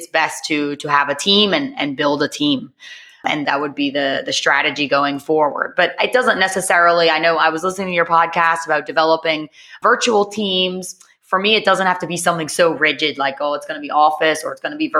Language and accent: English; New Orleans, Louisiana, United States; accent: American; moved away as an adult; now in Barcelona, Spain; I'm American. I'm from New Orleans, but I went to study abroad when I was 20